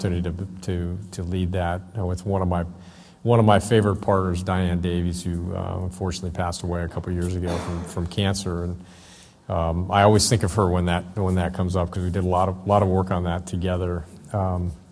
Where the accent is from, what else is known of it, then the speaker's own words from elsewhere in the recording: Southern California, United States; I'm from Southern California